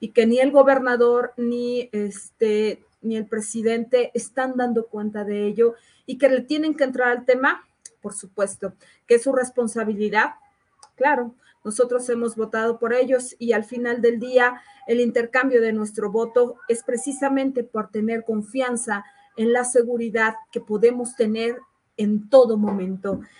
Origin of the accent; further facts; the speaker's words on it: Querétaro, Mexico; o bien porque somos queretanos